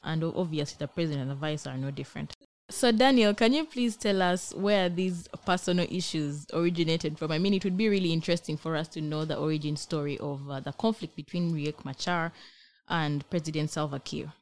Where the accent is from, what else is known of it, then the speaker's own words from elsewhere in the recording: Uganda; now in Israel; I am a BGU student, Africa Studies from Uganda